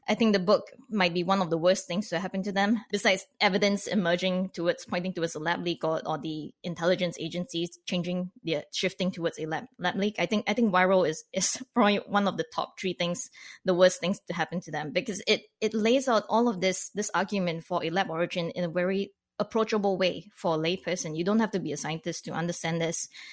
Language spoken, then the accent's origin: English; Canada; as a non-American, as a Canadian looking in on this